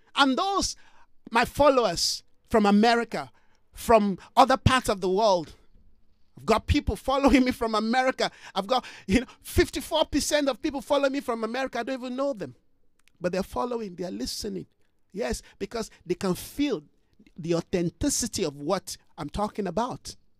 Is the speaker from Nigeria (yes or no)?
yes; Jos, Plateau, Nigeria; moved away as an adult; also born or lived in Ibadan, Nigeria / Lagos, Nigeria; now in South Africa; I grew up in a place called Jos Plateau State, very cold, just like here in South Africa